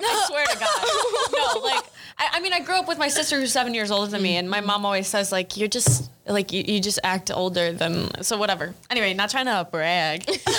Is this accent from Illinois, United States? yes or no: yes; Chicago, Illinois, United States; Well, I'm from the South Side.